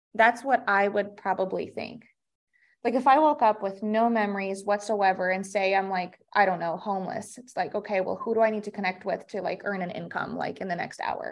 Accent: Russia; moved away; I actually was born and raised in Russia, and my mom came here, um, she brought me sixteen years ago

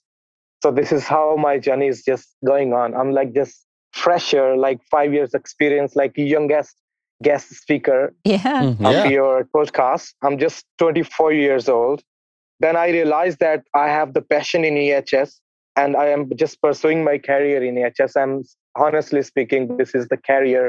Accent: Pakistan; I'm from Pakistan

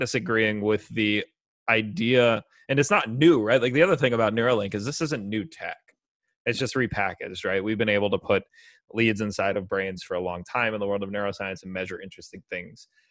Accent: United States; I'm an American

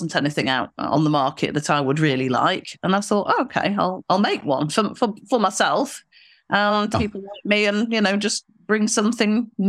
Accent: Manchester, North West England, United Kingdom; Yes, we've just been to the Manchester show, which is my hometown, actually.

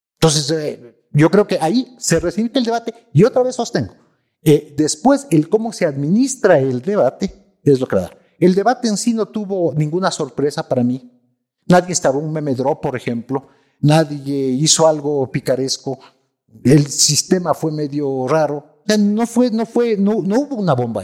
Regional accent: Ecuador; Yo soy ecuatorianos

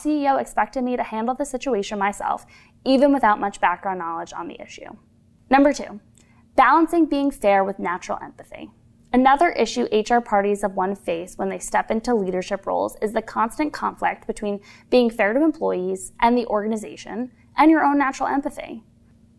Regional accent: Farmingdale, New York, United States; I'm originally from Long Island, New York, Farmingdale if you want to be specific

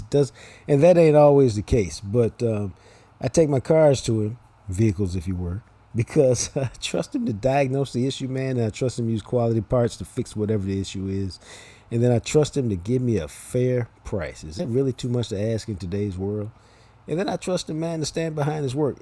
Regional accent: Dallas, Texas, United States; I'm from Dallas

